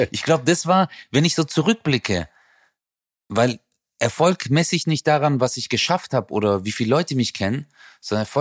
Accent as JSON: {"language": "German", "country": "Turkey", "lives_now": "Germany", "said": "weil ich wusste, dass ich mit meiner Herkunft als Türke äh, verstehst du, das sagt keiner so, wow, hey Türke"}